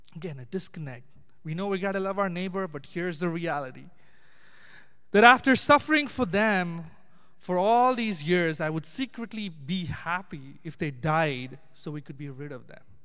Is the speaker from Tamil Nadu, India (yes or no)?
yes; Chennai, Tamil Nadu, India; I'm from Chennai, which is down south